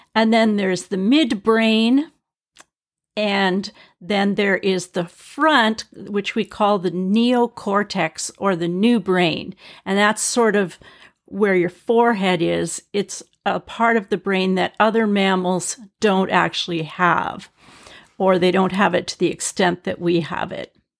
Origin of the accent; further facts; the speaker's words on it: British Columbia, Canada; I'm from British Columbia in Canada. We have grizzly bears here.